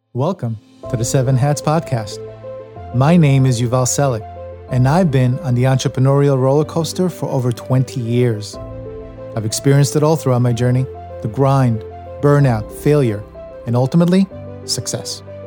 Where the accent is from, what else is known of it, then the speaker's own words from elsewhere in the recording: New York, United States; moved away as an adult; now in Los Angeles, United States; my days growing up in New York, leading to my decision to leave it all behind and venture out to Los Angeles